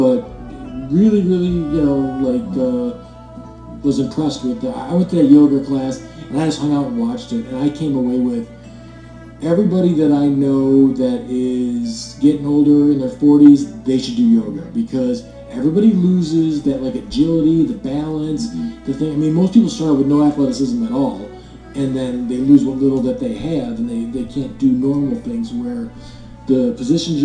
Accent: Frankfort Square, Illinois, United States; I've known Jim since we were little kids growing up in Frankfort Square

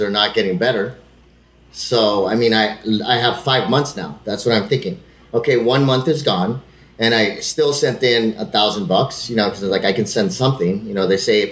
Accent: El Paso, Texas, United States; also born or lived in Los Angeles; I was in El Paso in elementary school, and literally first grade, I came from Los Angeles, went back to El Paso

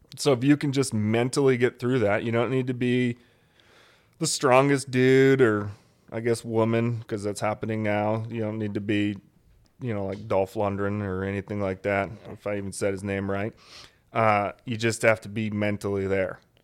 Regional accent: Alaska, United States; moved away as an adult; I grew up in Alaska

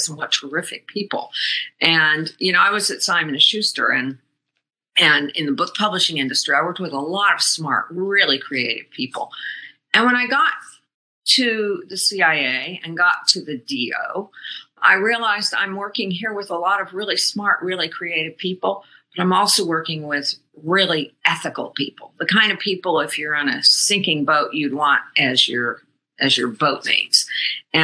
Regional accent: Northern California, United States; moved away as an adult; also born or lived in New York; I'm Northern Californian, went to Wellesley rather than Berkeley, because I thought that was seeing the world. And so, and I'd never been east of Reno at that point

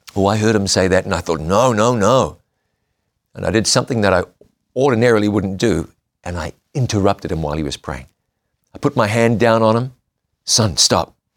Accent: New Zealand; my home country of New Zealand

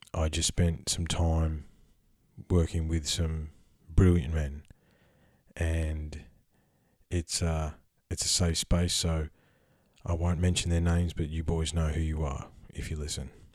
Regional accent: Australia; I'm Australian, because being an Aussie is a unique perspective

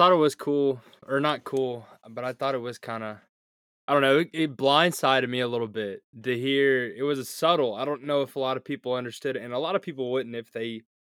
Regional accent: the South, United States; I grew up in the South and we didn't even have hockey for like high school or anything.

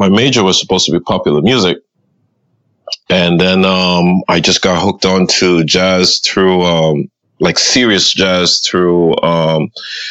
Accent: Trinidad & Tobago; now in Miami, United States; Growing up in Trinidad

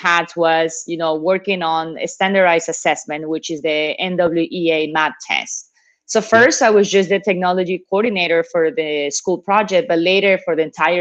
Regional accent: Ecuador; also born or lived in Nepal / China / Qatar; now in Lima, Peru; I was born in Ecuador

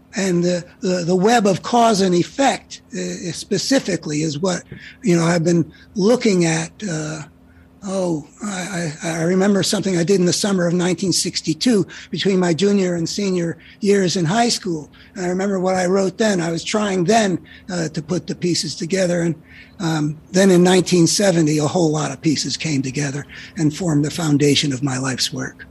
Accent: United States; when I was growing up in America

